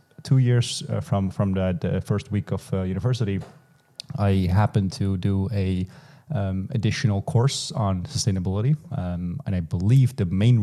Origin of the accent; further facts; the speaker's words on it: eastern Netherlands, Netherlands; I grew up in the Eastern Netherlands